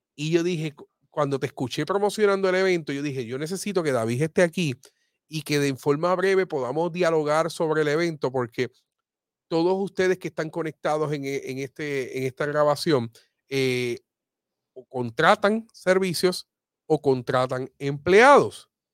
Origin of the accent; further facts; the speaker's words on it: Aibonito, Puerto Rico; de mi pueblo de ahí bonito